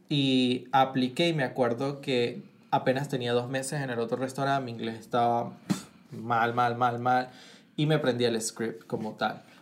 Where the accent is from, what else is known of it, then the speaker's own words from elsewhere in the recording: Caracas, Capital District, Venezuela; moved away as an adult; now in United States; como venezolano estaba viviendo en Caracas